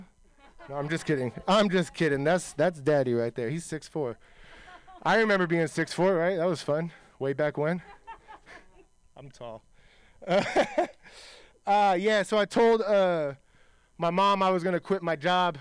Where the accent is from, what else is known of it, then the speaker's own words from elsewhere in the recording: Milpitas, California, United States; now in Hayward, United States; I'm from the South Bay, you know, Milpitas